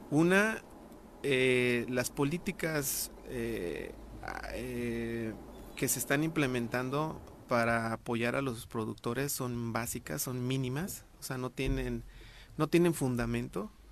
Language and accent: Spanish; Miacatlán, Morelos, Mexico; Yo soy morelense y nativo de Miacatlán.